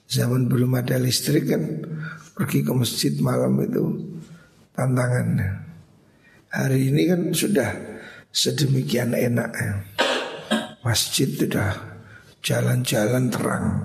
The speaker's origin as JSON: {"language": "Indonesian", "region": "Java", "country": "Indonesia", "said": "Makanya kita orang Jawa ini kan Ada istilah tirakat"}